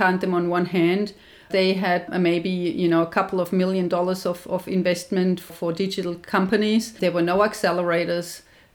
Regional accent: Germany; moved away as an adult; now in Australia

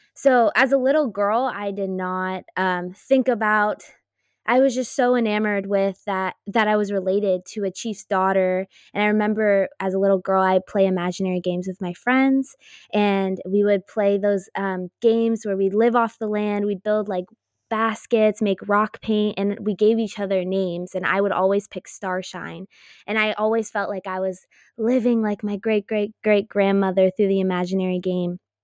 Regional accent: Los Altos, California, United States; also born or lived in Chico, California; I was born and raised in Los Altos, California, and I currently live in Los Altos at the moment

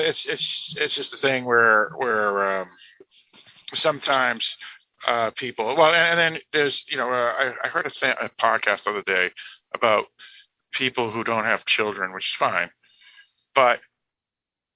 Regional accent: United States; I'm an American

